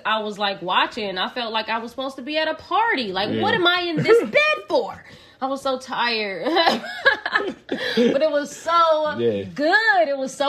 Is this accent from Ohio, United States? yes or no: yes; Columbus, Ohio, United States; I grew up there too, mm-hmm. Not in New York, clearly in Columbus, Ohio